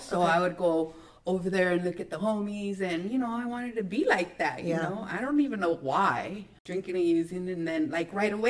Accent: Carlsbad, California, United States; So I grew up in Carlsbad, and most of people, when they think of Carlsbad, they think it's like a little bougie town, but no.

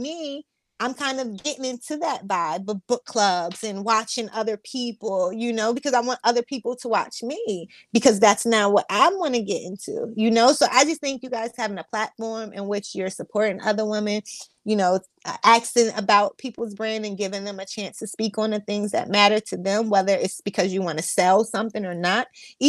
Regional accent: New Jersey, United States; I'm choosing Six Flags Great Adventure because I'm from New Jersey over both.

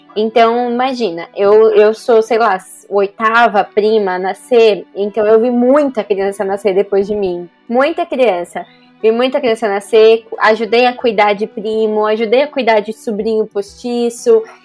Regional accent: Brazil; moved away as an adult; now in Japan; eu cresci no Brasil, a minha cultura é totalmente brasileira

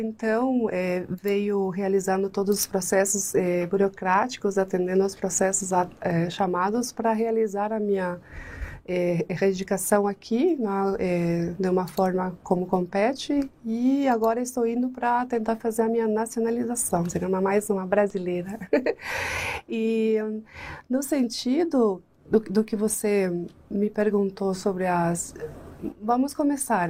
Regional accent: La Paloma del Espíritu Santo, Canindeyú, Paraguay; Portuguese is a second language; now in Brazil; Paraguaia, eu nasci numa cidade que se chama La Paloma del Espírito Santo

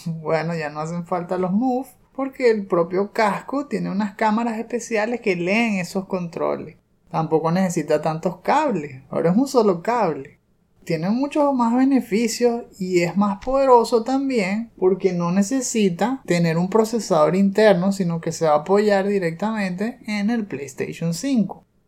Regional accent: Venezuela; somos venezolanos

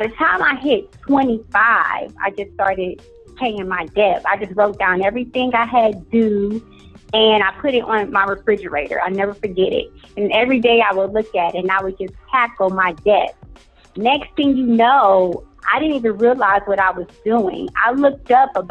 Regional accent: Cleveland, Ohio, United States; moved away as an adult; also born or lived in Atlanta; I am originally from Cleveland, Ohio

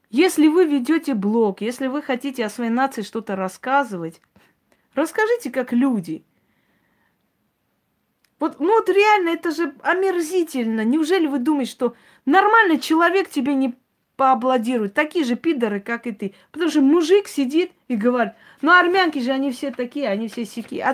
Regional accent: Armenia; я армянка, я как армянка говорю, я вот сейчас армянка.

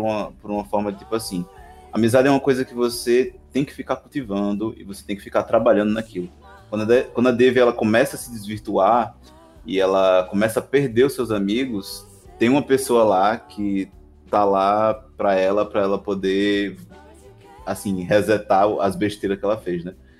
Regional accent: Northeast Region, Brazil; eu sou brasileiro, sou nordestino

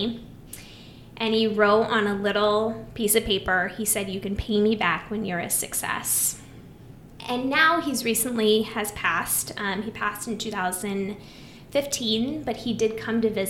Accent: Iowa, United States; I'm from Iowa, farm girl

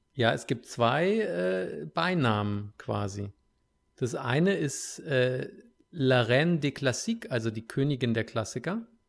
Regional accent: Hesse, Germany; now in United States; aus meiner Heimat, aus Hessen

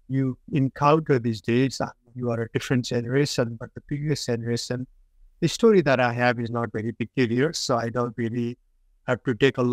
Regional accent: Bhojpur, Koshi Province, Nepal; moved away as an adult; also born or lived in Dharan, Nepal; now in Tempe, United States; So I was born and I grew up in Bhojpuri, Nepal. That's a district in Nepal.

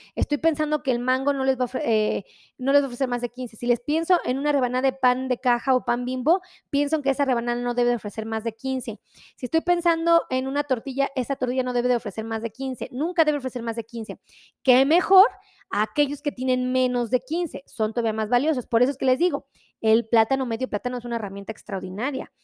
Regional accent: Mexico; nosotros como mexicanos

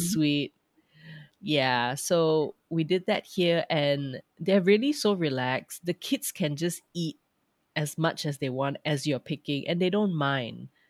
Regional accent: Petaling Jaya, Selangor, Malaysia; moved away as an adult; also born or lived in Australia; now in Frankfurt area, Germany; I am actually from Petalinjaya.

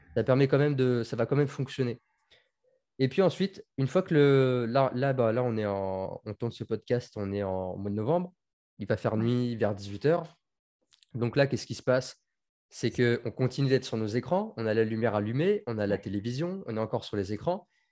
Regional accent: Tours, Centre-Val de Loire, France; moved away as an adult; also born or lived in Marseille; je suis de Tours. J'habitais en Touraine, j'ai vécu toute mon adolescence là-bas.

